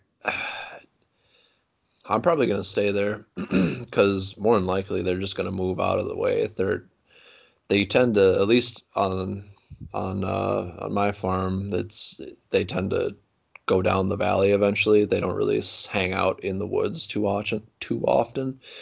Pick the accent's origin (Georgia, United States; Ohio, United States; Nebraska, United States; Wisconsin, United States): Wisconsin, United States; Platteville; I'm from Platteville, Wisconsin, uh, southwest corner of Wisconsin